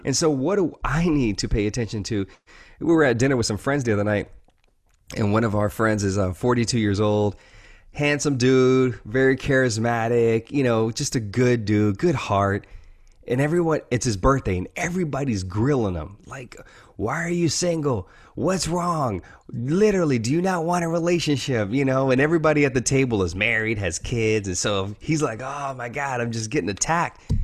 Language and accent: English; the South, Louisiana, United States; I grew up in, you know, the South. Uh, I was born in Louisiana, uh, in, in the United States